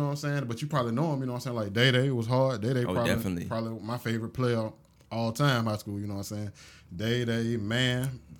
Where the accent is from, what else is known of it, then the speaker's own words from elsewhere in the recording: Augusta, Georgia, United States; Straight, I'm from Augusta, bro. Born and raised. Been here all my life, you know.